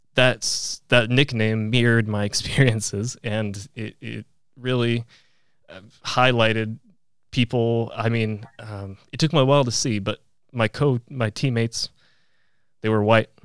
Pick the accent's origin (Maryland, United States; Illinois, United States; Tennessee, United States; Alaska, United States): Alaska, United States; Fairbanks; also born or lived in Poland; growing up in Fairbanks